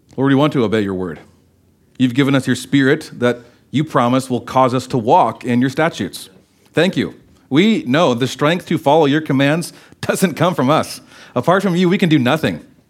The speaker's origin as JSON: {"language": "English", "country": "United States", "said": "as American Christians"}